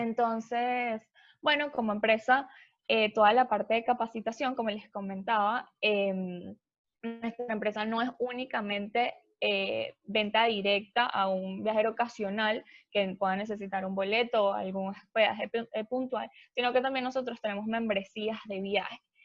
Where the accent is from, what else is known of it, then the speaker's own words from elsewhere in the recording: Venezuela; yo soy de Venezuela, em, estudié ingeniería